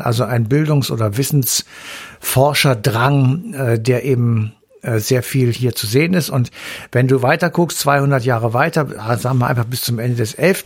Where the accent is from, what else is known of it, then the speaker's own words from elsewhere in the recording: Germany; bei uns in Deutschland